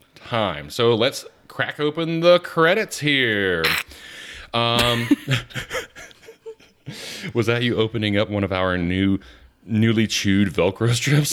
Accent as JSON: {"language": "English", "region": "the South", "country": "United States", "said": "I'm from the South."}